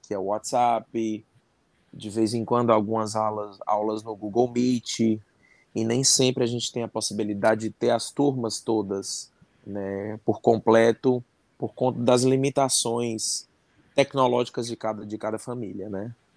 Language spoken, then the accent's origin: Portuguese; Fortaleza, Ceará, Brazil; eu sou de Fortaleza, no Ceará